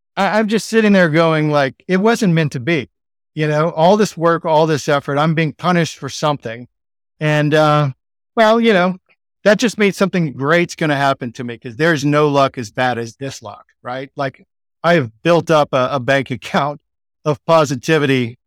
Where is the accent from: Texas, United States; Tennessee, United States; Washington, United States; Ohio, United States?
Texas, United States; accent: Texan; I'm like Texan in Sydney, Texan accent, American accent